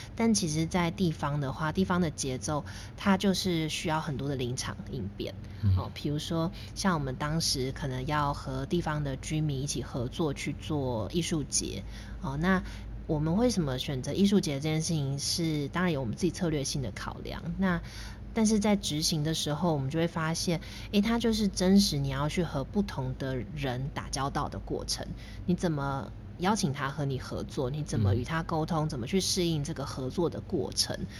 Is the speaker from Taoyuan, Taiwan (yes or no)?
yes; Taoyuan, Taiwan; also born or lived in Guangzhou, China; 我跟桃园的渊源，其实主要还是我大学的时候在桃园念书，哦嗯。，但是其实我后来慢慢有再去回顾我自己的人生，我发现我小时候其实也是在桃园长大的